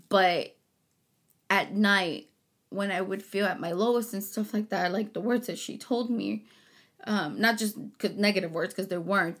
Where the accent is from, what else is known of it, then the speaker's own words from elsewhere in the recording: Harlingen, Texas, United States; also born or lived in Chicago; I was born in Chicago, raised in Harlingen